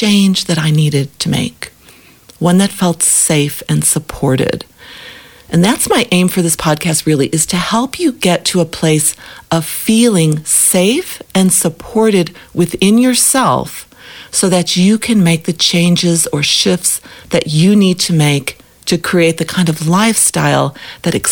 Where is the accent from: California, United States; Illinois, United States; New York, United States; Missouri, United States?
Illinois, United States; Chicago; moved away as an adult; now in Africa; I grew up in Chicago